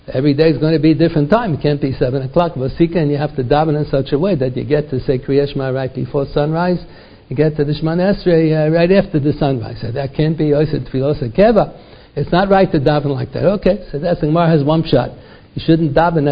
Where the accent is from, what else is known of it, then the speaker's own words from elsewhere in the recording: United States; first language English; Our mother tongue is not Hebrew. We talk English. I was born in America